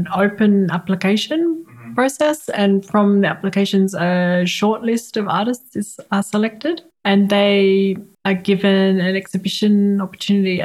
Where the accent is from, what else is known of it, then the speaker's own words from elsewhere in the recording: Australia; moved away as an adult; also born or lived in Canberra; now in Berlin, Germany; being an Australian living in Berlin